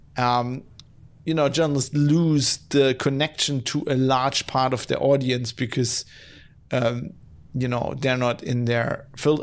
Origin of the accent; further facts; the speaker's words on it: Duisburg, North Rhine-Westphalia, Germany; my hometown. Ah, of Duisburg